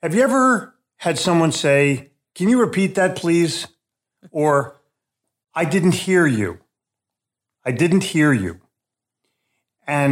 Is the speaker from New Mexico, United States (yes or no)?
no; Philadelphia, Pennsylvania, United States; born or raised there; moved away as an adult; also born or lived in New York City; now in Charlotte, United States